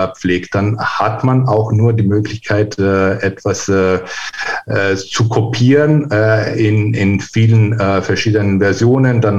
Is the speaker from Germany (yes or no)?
no; Greece; also born or lived in Vienna, Austria; Nee, ich bin tatsächlich äh, Österreicher in Wien geboren.